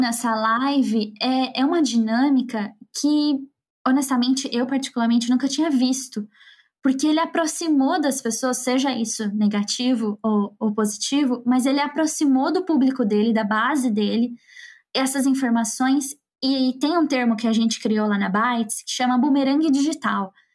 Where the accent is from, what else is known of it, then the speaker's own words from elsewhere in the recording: Campo Grande, Mato Grosso do Sul, Brazil; eu sou lá de Campo Grande